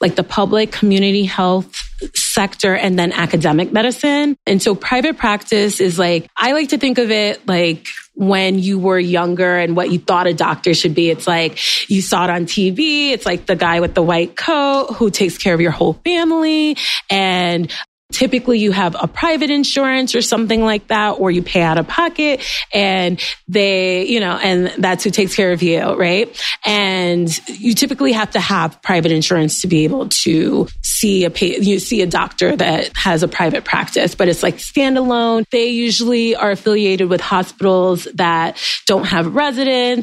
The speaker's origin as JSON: {"language": "English", "town": "New York City", "region": "New York", "country": "United States", "tie": "born or raised there", "also_born_or_lived": "Fort Drum, New York / Walter Reed", "said": "I am born and raised in New York, but left for college, came back"}